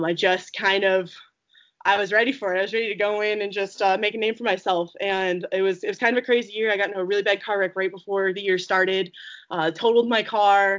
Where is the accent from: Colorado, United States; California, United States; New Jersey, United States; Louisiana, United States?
Colorado, United States; Eaton; I'm from Eaton